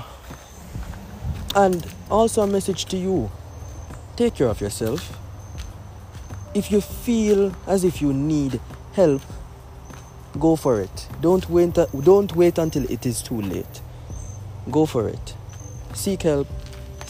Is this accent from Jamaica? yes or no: yes; Jamaica; As a Jamaican